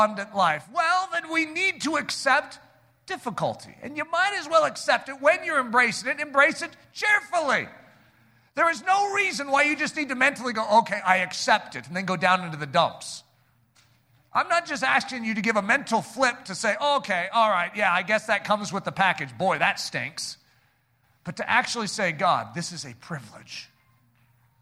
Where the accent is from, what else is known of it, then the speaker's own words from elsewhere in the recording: United States; also born or lived in Colorado / Michigan; we're American Christians